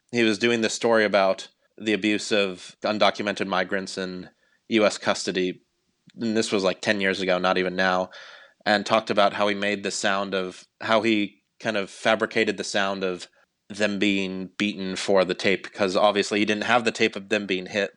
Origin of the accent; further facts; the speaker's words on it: Cleveland, Ohio, United States; now in Washington, D.C., United States; I grew up in Cleveland, Ohio